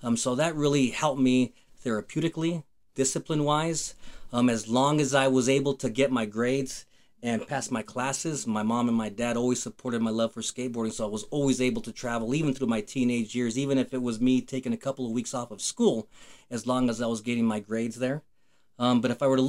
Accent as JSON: {"language": "English", "town": "Fort Lupton", "region": "Colorado", "country": "United States", "tie": "born or raised there", "also_born_or_lived": "Denver, Colorado", "said": "Grew up in Fort Lupton, Colorado. I was born in Denver, Colorado, lived in Fort Lupton until I was 36"}